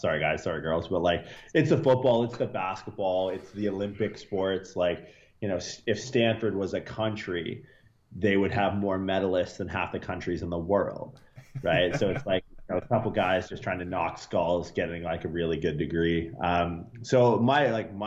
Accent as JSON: {"language": "English", "country": "Canada", "tie": "born or raised there", "also_born_or_lived": "Toronto", "moved": "as an adult", "lives_now": "California, United States", "said": "I grew up like everyone in Canada"}